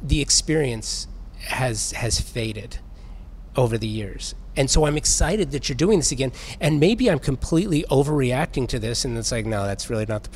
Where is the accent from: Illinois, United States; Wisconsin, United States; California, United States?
California, United States; Los Angeles; I'm a native Angeleno. Born and raised, moved around, but always come home